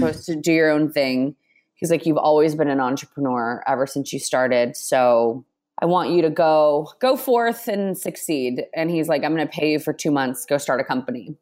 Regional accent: Texas, United States; moved away as an adult; now in New York, United States; I grew up in Texas and came to New York.

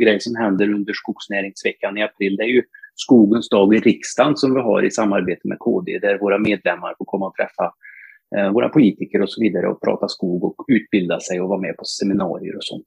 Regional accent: north of Torsby, Värmland, Sweden; jag är bördig värmlänning, eh, Nordvärmland, strax norr om Torsby från början

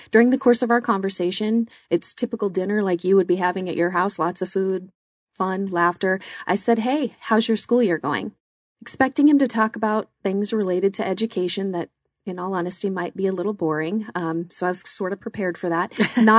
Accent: Glendale, United States; I grew up in the Glendale area

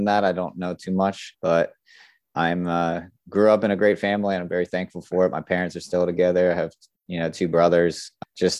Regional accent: South Florida, United States; I grew up in Florida, South Florida to be exact.

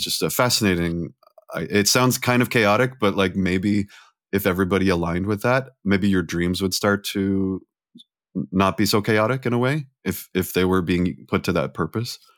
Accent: California, United States; I grew up in California

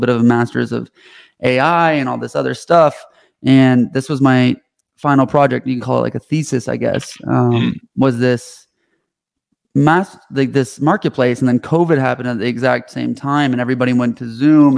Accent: Canada; moved away as an adult; now in United States; I'm Canadian. I moved to the States when I founded this company

